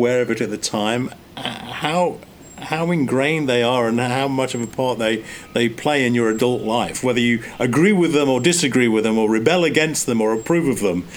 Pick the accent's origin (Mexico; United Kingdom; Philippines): United Kingdom; England; moved away as an adult; also born or lived in France; me being English.